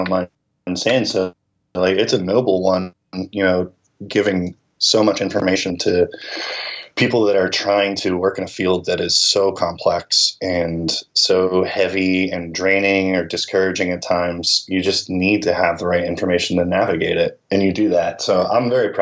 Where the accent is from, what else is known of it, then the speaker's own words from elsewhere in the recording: Philadelphia, Pennsylvania, United States; moved away as an adult; now in Nashville, United States; I'm originally from Philadelphia